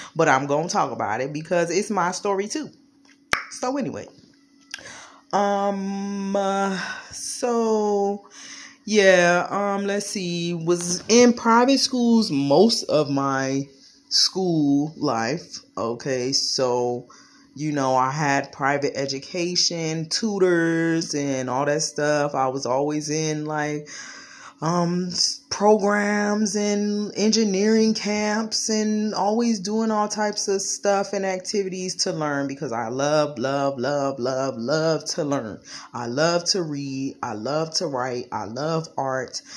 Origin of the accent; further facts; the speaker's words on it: Washington, District of Columbia, United States; I was born in Washington, D C, born and raised.